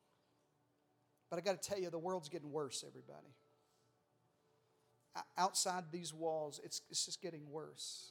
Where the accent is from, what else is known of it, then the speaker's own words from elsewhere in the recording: Arkansas, United States; I'm from Arkansas